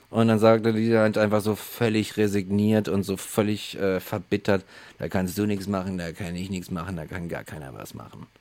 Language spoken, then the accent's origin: German; Germany; bei uns in Deutschland